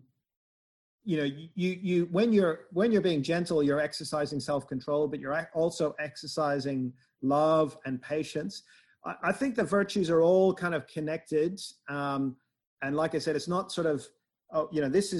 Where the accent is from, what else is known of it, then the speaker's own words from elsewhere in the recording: Northern Ireland, United Kingdom; I'm from Northern Ireland